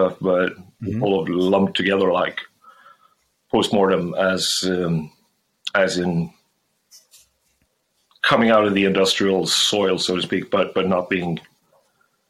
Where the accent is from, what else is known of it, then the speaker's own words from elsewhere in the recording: Gothenburg, Västra Götaland, Sweden; growing up in Gothenburg